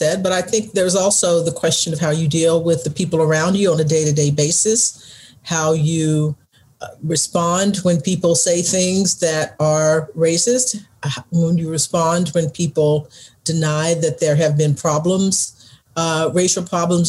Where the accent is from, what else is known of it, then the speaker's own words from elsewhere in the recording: Texas, United States; my home state, Texas